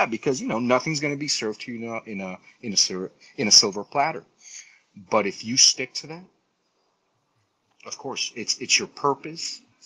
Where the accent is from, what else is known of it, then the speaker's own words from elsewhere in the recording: Colombia; moved away; I'm Latino. I'm originally from Colombia